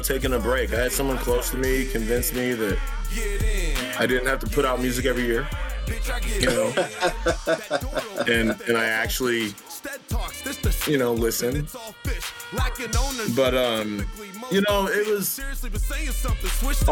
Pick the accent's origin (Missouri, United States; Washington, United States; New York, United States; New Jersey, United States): Missouri, United States; Kansas City; I'm Kansas City till the death